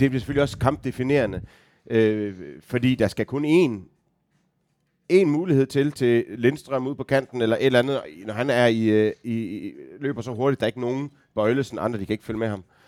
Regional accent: Aarhus, Central Denmark Region, Denmark; jeg er født og opvokset i Aarhus, 10 minutters gang fra øh, stadion

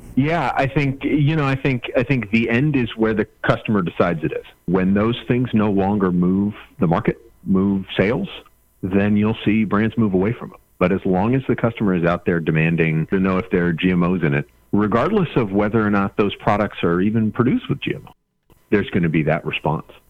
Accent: Kansas, United States; I grew up in Kansas

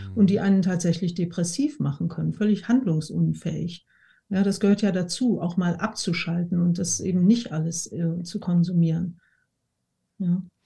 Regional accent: Essen, North Rhine-Westphalia, Germany; wir sind in Essen aufgewachsen

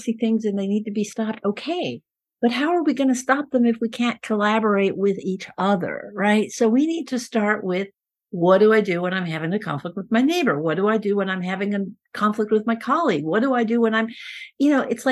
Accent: Peru; first language Spanish; English is a second language; moved away; I was born in Peru. My Spanish is my first language.

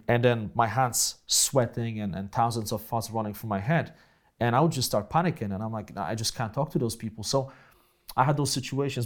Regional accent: Poland; accent: Polish accent; first language Polish; English is a second language; moved away as an adult; also born or lived in Grudziądz; So, uh, I grew up in Poland, right, after communism.

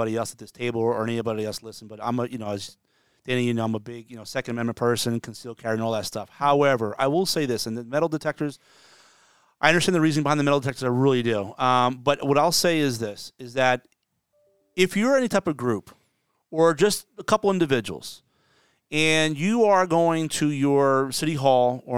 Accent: New Jersey, United States; when I was a kid growing up in Jersey

